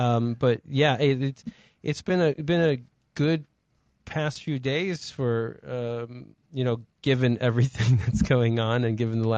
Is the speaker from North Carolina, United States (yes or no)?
yes; North Carolina, United States; also born or lived in Ohio; And as you know, I went to school in North Carolina. I grew up in North Carolina after Ohio.